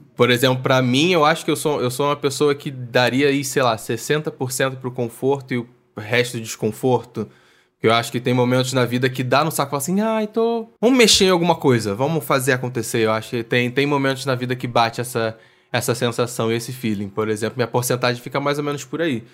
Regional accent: Niterói, Rio de Janeiro, Brazil; eu sou de Niterói.

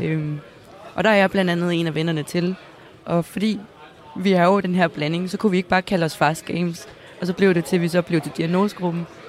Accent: Næstved, Zealand, Denmark; jeg kommer selv fra Næstved

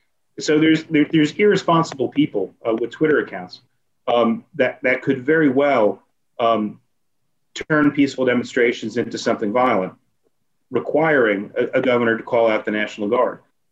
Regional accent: New York City, New York, United States; I grew up in New York City.

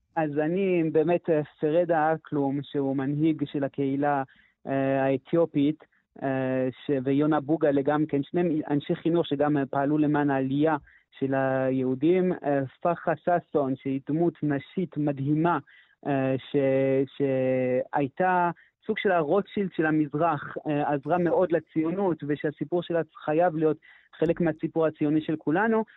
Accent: Canada; first language French; Hebrew is a second language; now in Jerusalem, Israel; אני אומנם קנדי במקור, אבל אני דובר צרפתי

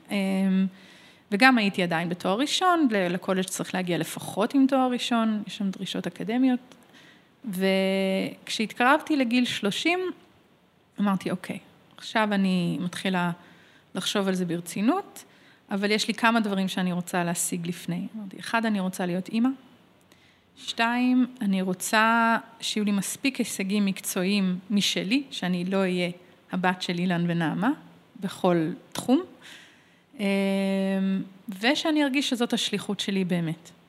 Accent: Israel; אני נולדתי כאן, עברתי את מערכת החינוך הישראלית, שירתתי בצבא, עשיתי שנת שירות. אה, יש לי שתי

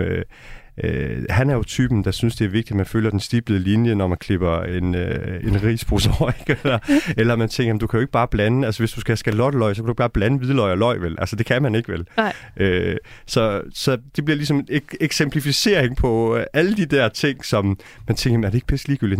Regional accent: North Jutland, North Denmark Region, Denmark; moved away; jeg er opvokset i Brost øh, i Nordjylland

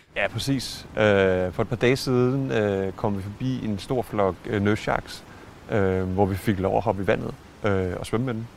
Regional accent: Denmark

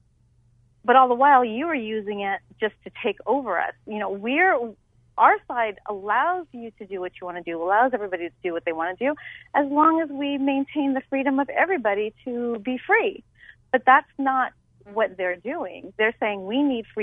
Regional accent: Hawaii, United States; also born or lived in California; now in Arizona, United States; I'm from Hawaii originally. Mm-hmm. I'm from Hawaii.

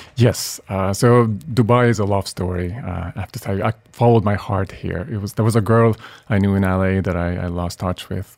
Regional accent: Budapest, Hungary; moved away as an adult; also born or lived in Boston / New York; Originally from Budapest, yeah, Hungary, and where I lived until I was 23.

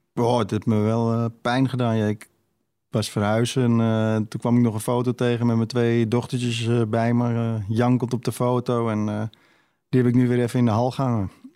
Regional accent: Amsterdam, North Holland, Netherlands; ik groeide op in West en eh, ja, altijd op straat voetballen

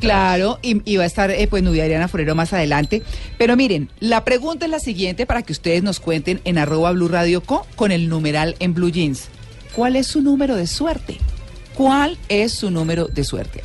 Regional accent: Bucaramanga, Santander, Colombia; now in Bogotá, Colombia; crecí en Bucaramanga

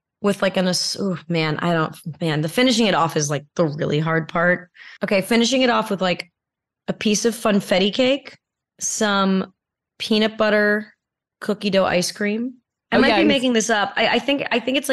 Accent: California, United States; I grew up in California

